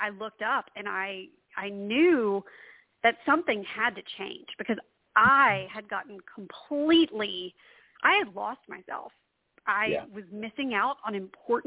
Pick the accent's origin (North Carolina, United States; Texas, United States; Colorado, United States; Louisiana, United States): Louisiana, United States; also born or lived in Washington, D.C.; I'm from Louisiana. I live now right outside of New Orleans